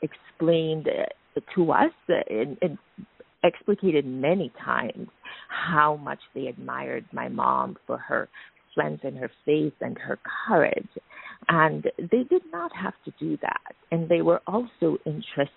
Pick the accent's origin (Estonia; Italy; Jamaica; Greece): Jamaica; moved away as an adult; also born or lived in United States; I was born in Jamaica. I think I alluded to that earlier, and I grew up there, but I trained, as you stated, in the U.S.